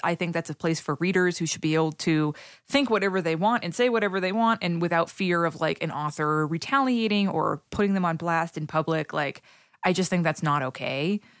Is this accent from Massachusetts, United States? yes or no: yes; Haverhill, Massachusetts, United States; I grew up in Haverhill, Massachusetts